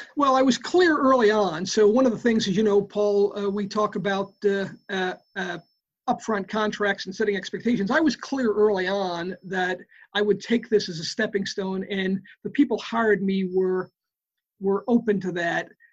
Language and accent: English; New York City, New York, United States; I grew up in the Bronx, New York